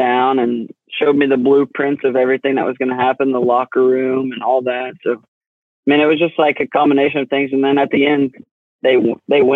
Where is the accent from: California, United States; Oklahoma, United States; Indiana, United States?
Oklahoma, United States; Cushing; I'm from Cushing, Oklahoma